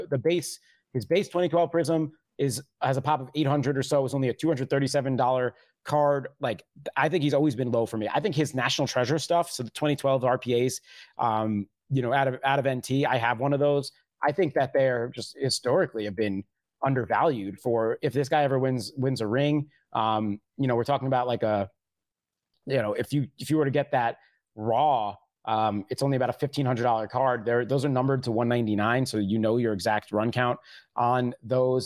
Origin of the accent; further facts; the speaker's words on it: New York, United States; as a New Yorker